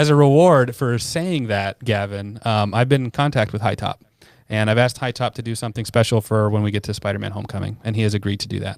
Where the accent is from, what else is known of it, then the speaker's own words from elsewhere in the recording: United States; I'm American